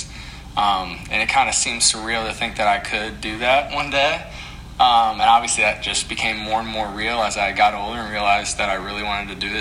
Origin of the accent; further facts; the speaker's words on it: St. Louis, Missouri, United States; being from St. Louis